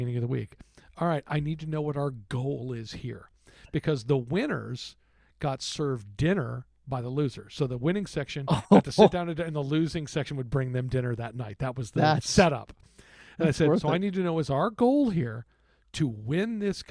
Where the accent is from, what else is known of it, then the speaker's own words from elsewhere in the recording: Texas, United States; moved away; I'm from Texas